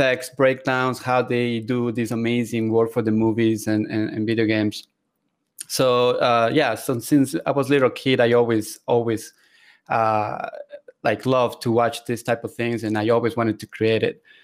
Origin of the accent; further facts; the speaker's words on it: Ecuador; moved away as an adult; also born or lived in Seattle, Washington; I am originally from South America, Ecuador